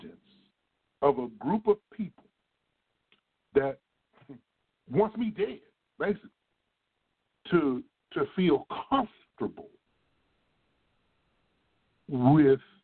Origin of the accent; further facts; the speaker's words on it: Midwest, United States; accent: Midwest; now in Texas, United States; we talk like we're from the Midwest. That's where we're from